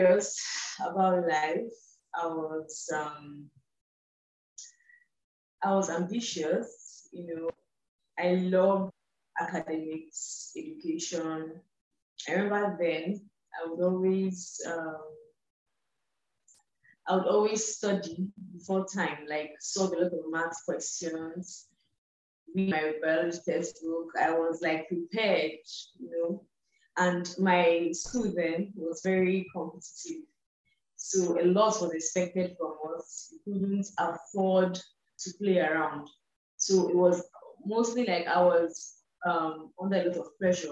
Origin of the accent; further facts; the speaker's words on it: eastern Nigeria, Anambra, Nigeria; I was born in the West, grew up in the East, still in the East, eastern part of Nigeria, and have little affiliation with the North